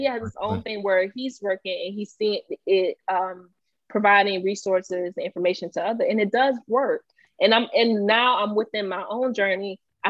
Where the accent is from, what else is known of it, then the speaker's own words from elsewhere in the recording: Haiti; also born or lived in Belgrade; us being Haitian, we're very passionate. But they call it grit. Growing up in Belgrade, being Haitian culturally, you know, that was already tough.